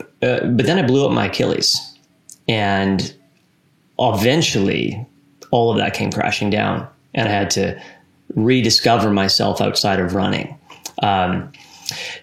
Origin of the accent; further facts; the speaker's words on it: near Vancouver, British Columbia, Canada; I grew up in a small town just outside of Vancouver, British Columbia